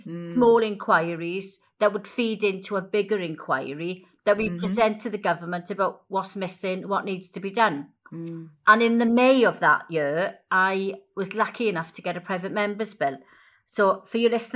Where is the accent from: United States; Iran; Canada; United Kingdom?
United Kingdom; Wales; I'm Welsh